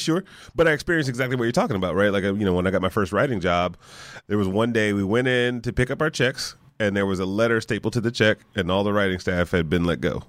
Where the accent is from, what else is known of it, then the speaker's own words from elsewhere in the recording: Detroit, Michigan, United States; moved away as an adult; I grew up in Detroit